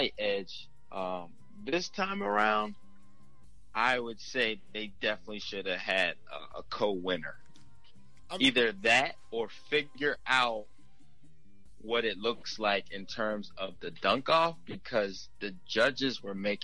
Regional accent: Philadelphia, Pennsylvania, United States; growing up in Philly

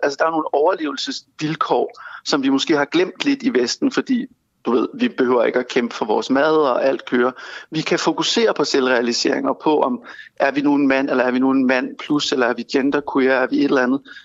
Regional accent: Denmark; vi som danskere

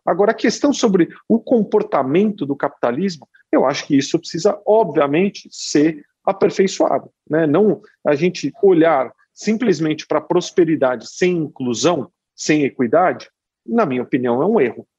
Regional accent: São Paulo, Brazil; nasci em São Paulo e, e vivi aqui a maior parte da minha vida.

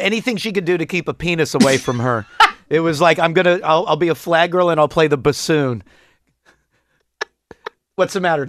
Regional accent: Houston, Texas, United States; I grew up in Houston, right?

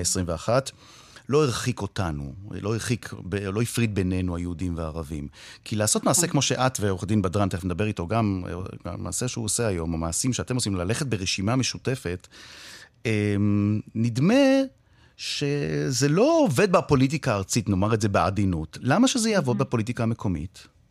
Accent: Haifa, Haifa District, Israel; אני חיפאי

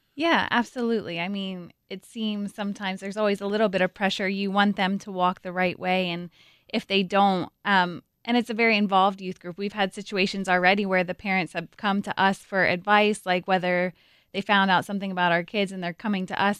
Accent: Coopersburg, Pennsylvania, United States; I grew up in Coopersburg, Pennsylvania.

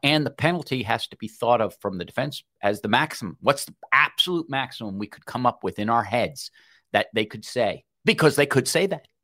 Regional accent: New York, United States; Those of us from New York

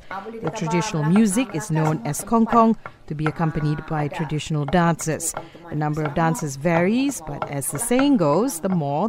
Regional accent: Perak, Malaysia; I am from the Semai tribe from the state of Perak.

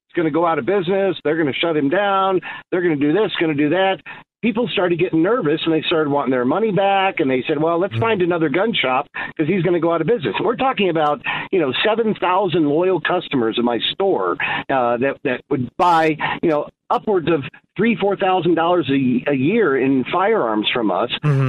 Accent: Coral Gables, Florida, United States; now in Illinois, United States; I grew up in Coral Gables, Miami, Florida. I moved here in '92

